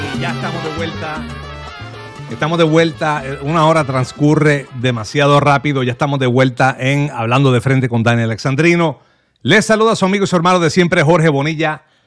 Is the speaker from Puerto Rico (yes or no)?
yes; Manatí, Puerto Rico; moved away; yo soy manatieño ausente, así que conozco muy bien esa área